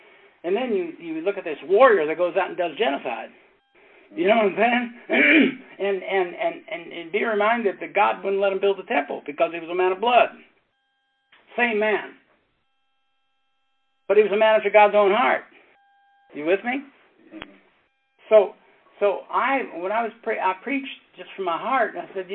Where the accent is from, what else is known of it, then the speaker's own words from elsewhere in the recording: Maryland, United States; It was in my hometown. Back in Maryland